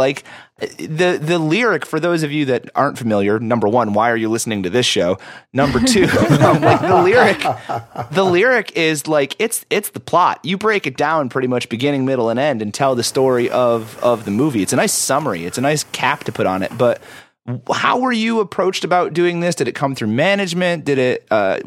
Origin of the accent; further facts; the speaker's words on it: Sherrill, New York, United States; I grew up in like around Oneida, New York, in a small town called Sherrill, which is just outside of Syracuse.